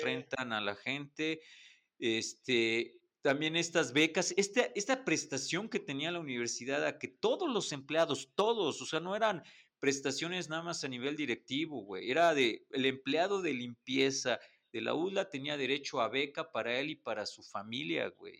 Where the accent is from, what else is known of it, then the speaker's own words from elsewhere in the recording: Puebla, Mexico; como poblanos, creo que todos quisimos estudiar en la UDLA